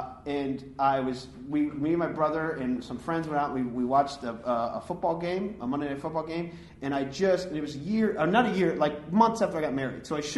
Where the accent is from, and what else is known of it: Clarkston, Michigan, United States; born or raised there